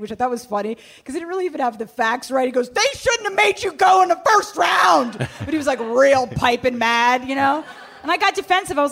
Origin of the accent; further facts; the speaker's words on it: Bethesda, Maryland, United States; I grew up in Maryland, in Bethesda, Maryland